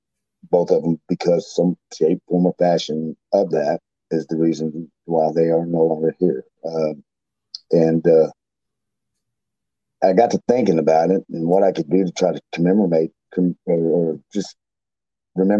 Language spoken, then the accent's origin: English; Fort Hood, Texas, United States; I grew up in Fort Hood, Texas, McLean, Texas, which is right there by it